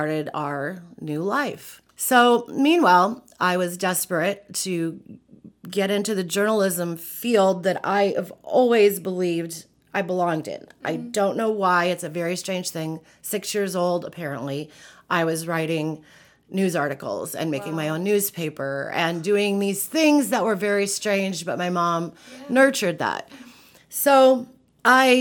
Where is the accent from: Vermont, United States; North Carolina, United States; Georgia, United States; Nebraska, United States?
Nebraska, United States; Antelope County; I grew up in Antelope County, which is in the northeast portion of the state. I grew up on a dairy farm in the middle of nowhere